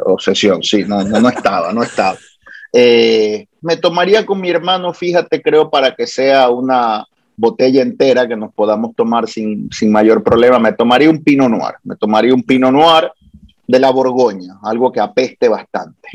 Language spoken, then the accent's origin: Spanish; Guayaquil, Guayas, Ecuador; now in Puerto Rico; Soy nacido en el Ecuador, en Guayaquil, pero Puerto Rico es mi hogar, es mi patria